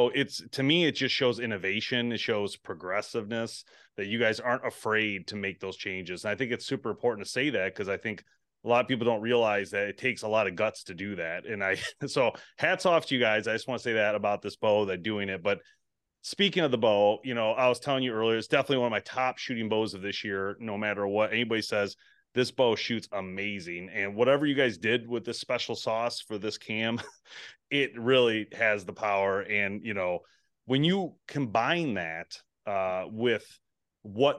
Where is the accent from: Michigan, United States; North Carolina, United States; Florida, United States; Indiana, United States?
Michigan, United States; We're from Michigan.